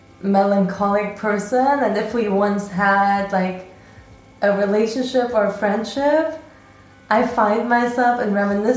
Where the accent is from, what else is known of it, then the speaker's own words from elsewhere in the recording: Berlin, Germany; moved away as an adult; now in Vienna, Austria; I moved from Berlin. I was born and raised in Berlin.